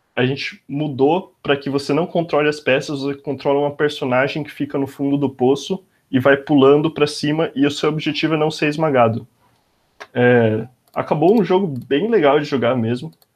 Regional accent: Bauru, São Paulo, Brazil; moved away as an adult; now in São Paulo, Brazil; Eu sou de Bauru, cidade do interior de São Paulo

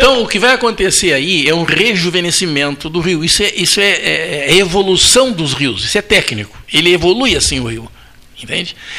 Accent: Pedro Osório, Rio Grande do Sul, Brazil; moved away; A cidade que eu nasci, né, ela foi feita no leito morto de um arroio

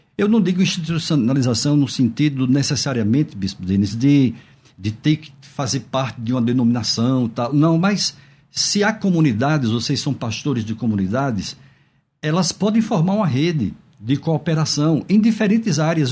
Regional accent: Northeast Region, Brazil; eu sou nordestino

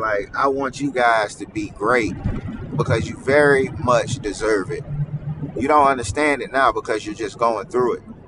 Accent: Mississippi, United States; I am from Mississippi

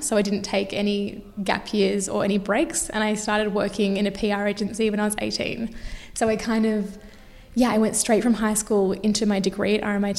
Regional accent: Melbourne, Victoria, Australia; also born or lived in Perth; I was actually born in Perth, but I grew up in Melbourne.

